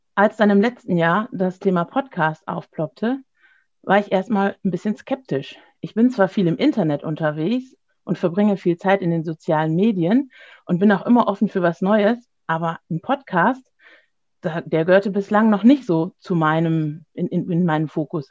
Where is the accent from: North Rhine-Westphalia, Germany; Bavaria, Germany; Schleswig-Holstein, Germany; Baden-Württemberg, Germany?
North Rhine-Westphalia, Germany; Gescher; Ich komme aus Gescher, das liegt im Kreis Borken im Münsterland